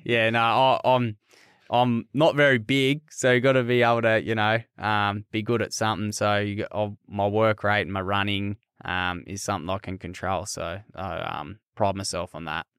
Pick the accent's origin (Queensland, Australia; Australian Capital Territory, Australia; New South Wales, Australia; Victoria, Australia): New South Wales, Australia; Queanbeyan; moved away; grew up in Queanbeyan, played rugby league